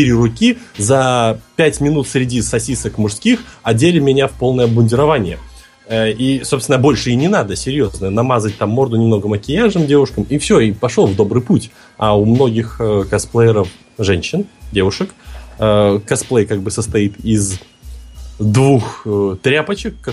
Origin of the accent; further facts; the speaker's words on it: Minsk, Belarus; Сам я, напомню, из Минска, специально ради Комикона приехал в Москву.